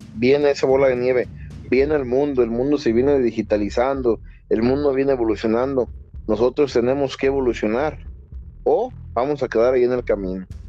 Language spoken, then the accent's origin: Spanish; Mexico; yo soy de México